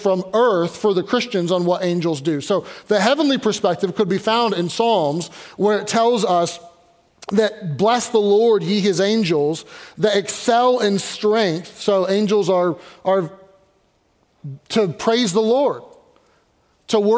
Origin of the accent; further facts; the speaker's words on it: Louisville, Kentucky, United States; now in Pittsburgh, United States; But I grew up in Louisville, Kentucky